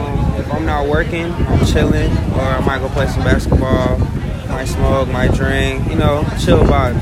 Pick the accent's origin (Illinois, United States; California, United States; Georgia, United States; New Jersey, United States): Georgia, United States; Atlanta; I'm from Atlanta.